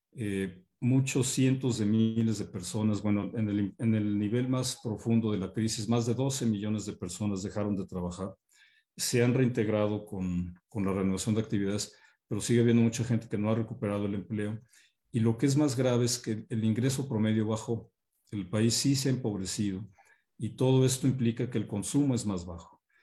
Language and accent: Spanish; Mexico; todos como mexicanos